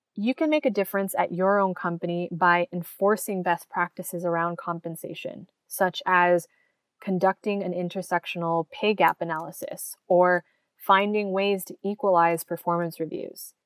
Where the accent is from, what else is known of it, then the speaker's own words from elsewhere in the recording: United States; in the US, my home country